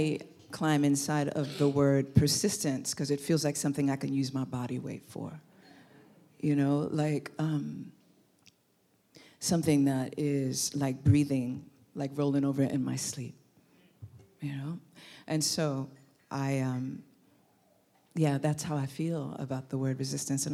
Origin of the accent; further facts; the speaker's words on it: New York City, New York, United States; moved away as an adult; also born or lived in Oakland, California; when I lived in Brooklyn, because I'm from New York